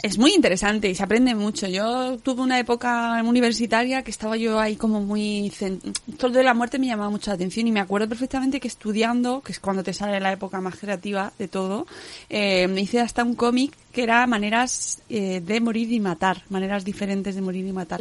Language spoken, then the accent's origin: Spanish; Extremadura, Spain; mi pueblo está en Extremadura